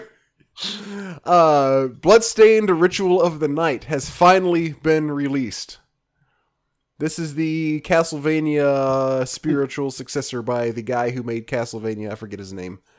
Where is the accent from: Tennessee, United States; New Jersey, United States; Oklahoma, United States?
Tennessee, United States; Memphis; moved away; I grew up in Memphis, but I never, ever went to Graceland